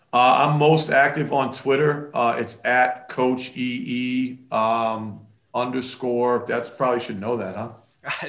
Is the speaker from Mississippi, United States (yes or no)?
no; Worcester, Massachusetts, United States; we played it at Assumption, which is in my hometown, uh, Worcester